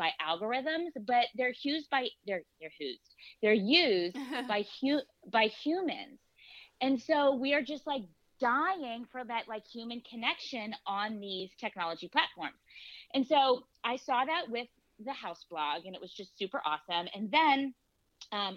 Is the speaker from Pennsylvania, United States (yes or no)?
yes; Pittsburgh, Pennsylvania, United States; also born or lived in Asheville, North Carolina; I'm from Pittsburgh